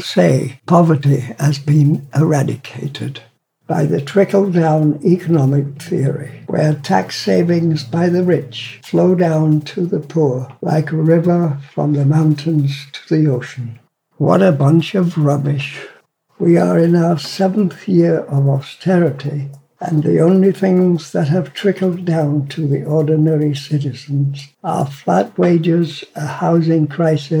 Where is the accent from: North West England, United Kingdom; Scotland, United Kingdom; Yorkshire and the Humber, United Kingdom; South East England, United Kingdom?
Yorkshire and the Humber, United Kingdom; Barnsley; I was born in Barnsley in 1923